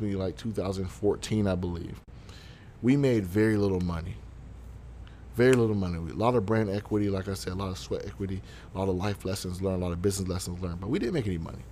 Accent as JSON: {"language": "English", "area": "Broward County", "region": "Florida", "country": "United States", "said": "I am from Broward County"}